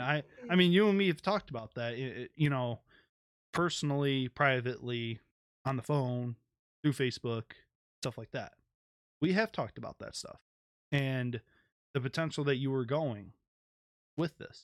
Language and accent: English; Detroit, Michigan, United States; I'm from Detroit.